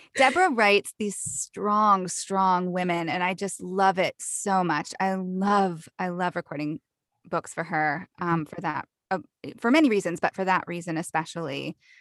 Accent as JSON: {"language": "English", "region": "the South", "country": "United States", "tie": "born or raised there", "accent": "Southern", "said": "I grew up in the South, so Southern accents are, come really easily to me"}